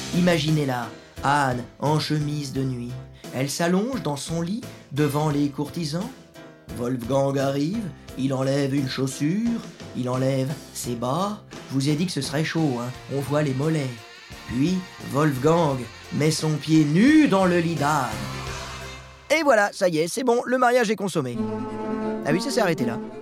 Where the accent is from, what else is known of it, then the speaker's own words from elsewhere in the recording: Sablé-sur-Sarthe, Pays de la Loire, France; du côté de chez moi, à Sablé-sur-Sarthe